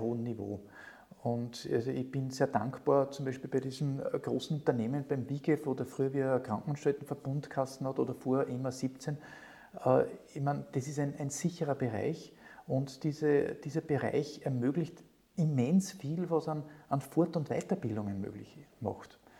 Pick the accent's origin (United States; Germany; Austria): Austria; near Linz, Upper Austria; als Oberösterreicher, habe ich in der Nähe von Linz gewohnt